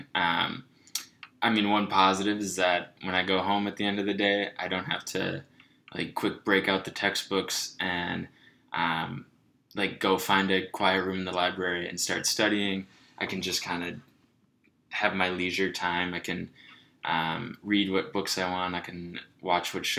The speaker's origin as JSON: {"language": "English", "town": "Minnetonka", "region": "Minnesota", "country": "United States", "tie": "born or raised there", "also_born_or_lived": "Decorah, Iowa", "moved": "as an adult", "said": "I grew up in Minnetonka, Minnesota. I did elementary school, middle school, high school there"}